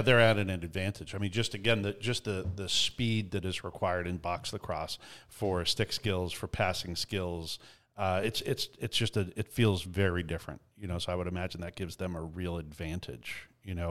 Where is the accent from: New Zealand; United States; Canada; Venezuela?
Canada; as a Canadian